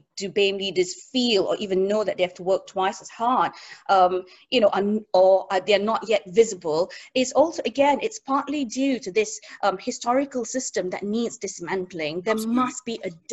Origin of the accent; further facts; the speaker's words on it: Singapore; moved away; I grew up in Singapore